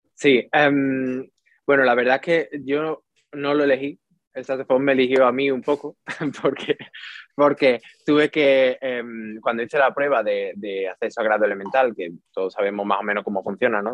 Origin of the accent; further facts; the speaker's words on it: Utrera, Andalusia, Spain; moved away as an adult; also born or lived in Seville; now in London, United Kingdom; Soy, de Utrera, soy de Utrera, de un pueblo cerquita de Sevilla